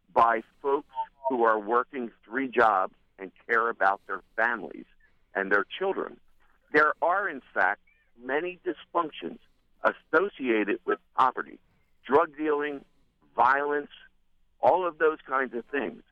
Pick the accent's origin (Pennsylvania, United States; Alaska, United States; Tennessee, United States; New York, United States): Pennsylvania, United States; Philadelphia; now in York, United States; I grew up in North Philadelphia at the place we now call the Badlands.